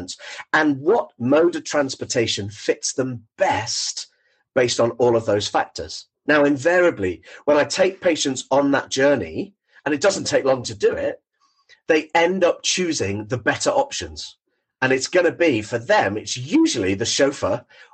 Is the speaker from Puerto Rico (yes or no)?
no; Thornton Hough, North West England, United Kingdom; I'm born and bred in Thornton Hough, which is on the Wirral